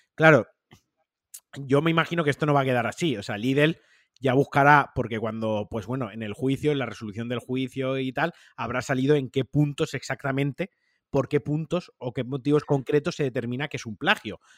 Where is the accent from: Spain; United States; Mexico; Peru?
Spain; Valencian Community; Yo, siendo valenciano